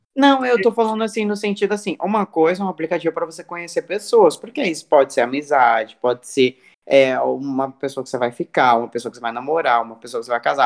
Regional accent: Cuiabá, Mato Grosso, Brazil; moved away; lá do meu país, Cuiabá

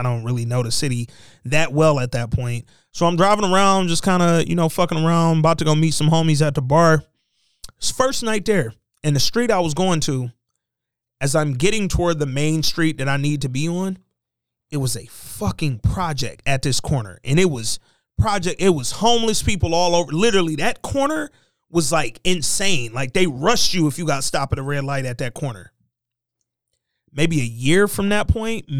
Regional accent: Detroit, Michigan, United States; we're from Detroit

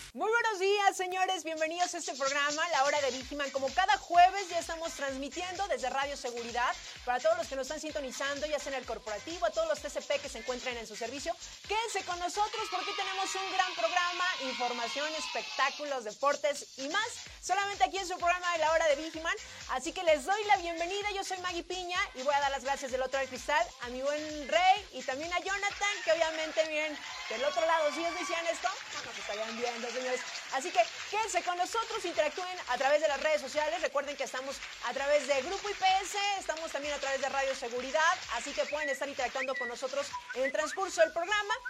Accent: Mexico

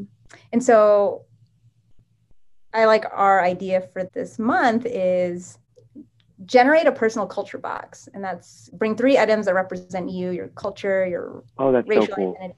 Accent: Japan; Instead, I grew up in Japan. We have Japanese universities, which are doing great science

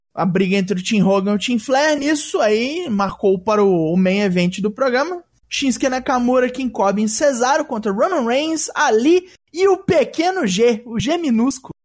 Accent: Minas Gerais, Brazil; Eu sou mineiro de, desde o nascimento

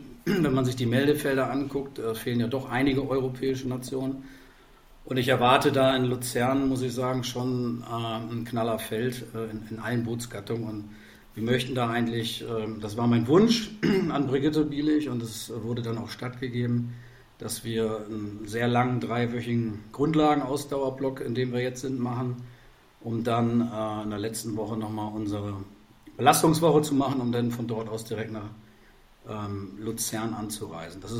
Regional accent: Verden, Lower Saxony, Germany; Ich komme komm tatsächlich aus Pferden an der Aller mit V, kennen die wenigsten, kleiner Verein äh, südlich von Bremen.

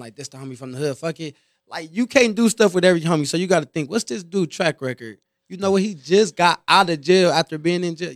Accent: Compton, California, United States; from a smaller hood in Compton and stuff, so it's like a lot of, everybody from there, damn near family are connected family.

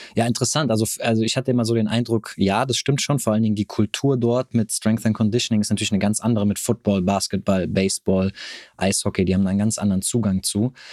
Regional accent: near Frankfurt am Main, Hesse, Germany; also born or lived in Cologne; Also ich komme hier aus der Nähe von Frankfurt am Main

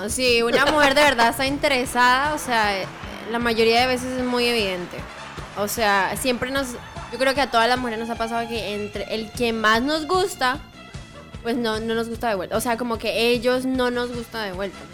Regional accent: Bucaramanga, Santander, Colombia; en Bucaramanga, marica para todo. Siempre utilizamos marica

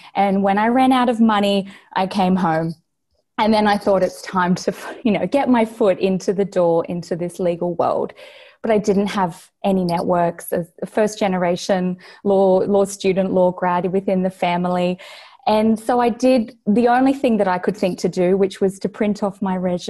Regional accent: Australia; accent: Australian; also born or lived in Brisbane, Australia; based here in Brisbane, Australia. You can probably tell from my accent.

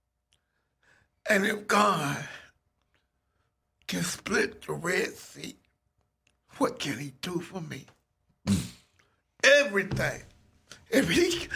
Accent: Atlanta, Georgia, United States; I'm from Atlanta and I got started at this radio station in high school in 1975

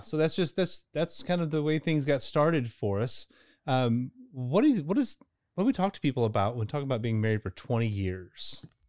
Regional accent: Louisville, Kentucky, United States; I'm from Louisville originally

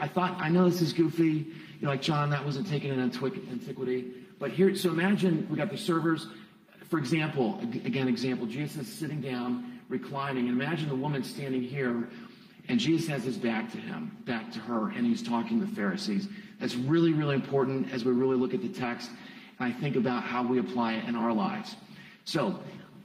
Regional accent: Ashland, Ohio, United States; also born or lived in Columbus, Ohio; I'm originally from Ashland. I was born at Samaritan a few moons ago.

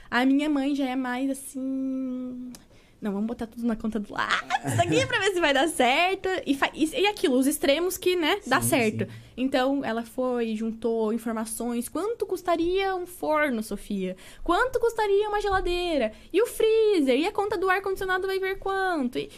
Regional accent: Salvador, Bahia, Brazil; born there; also born or lived in Curitiba; eu nasci em Salvador, na Bahia.

